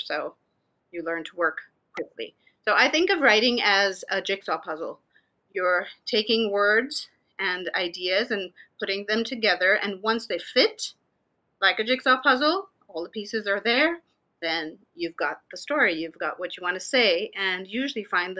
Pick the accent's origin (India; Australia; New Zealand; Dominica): India; also born or lived in Pune / Wales / Canada; now in United States; So I was born in Pune, but I hardly lived there. I lived in different parts of India. I lived in Wales. I lived in Canada and then the US.